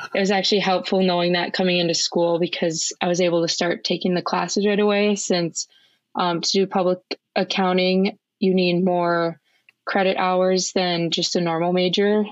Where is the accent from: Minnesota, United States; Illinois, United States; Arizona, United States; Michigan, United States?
Minnesota, United States; Eagan; I grew up in Eagan, Minnesota, which is a suburb of the Twin Cities.